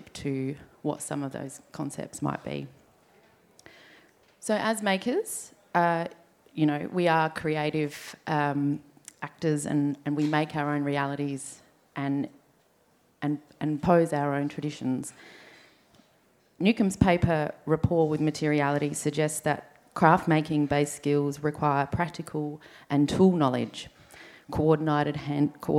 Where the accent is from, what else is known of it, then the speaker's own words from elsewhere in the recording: Adelaide, South Australia, Australia; So we grew up here on Kaurna country.